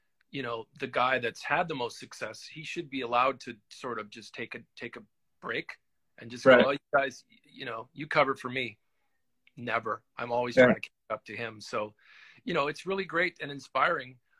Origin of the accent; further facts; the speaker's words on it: Winnipeg, Manitoba, Canada; I'm from Winnipeg. So I'm kind of a smaller city Canadian guy